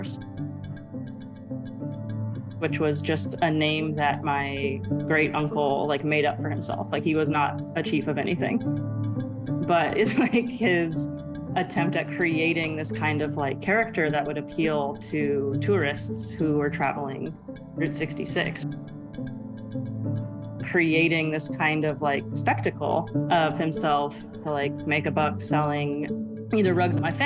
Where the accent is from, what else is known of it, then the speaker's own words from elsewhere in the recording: Arizona, United States; I grew up in Arizona